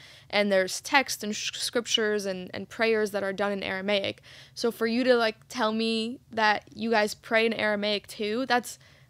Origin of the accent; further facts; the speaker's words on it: Egypt; my mom, growing up in Egypt, we'd sweep my dad's workshop because he's a carpenter